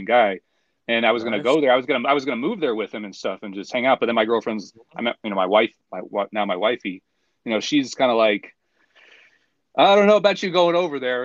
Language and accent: English; United States; I'm from America, but like my roots are like Italian.